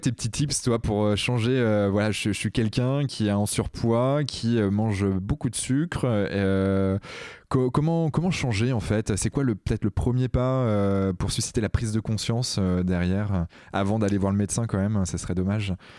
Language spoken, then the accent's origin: French; Brittany, France; en tant que breton que je suis